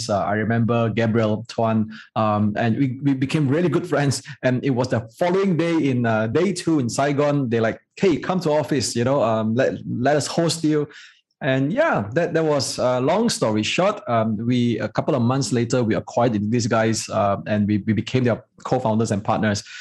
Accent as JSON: {"language": "English", "country": "Malaysia", "said": "we are a prouder Malaysian. And, and we, we don't really call ourselves Chinese. We're just Malaysian, right?"}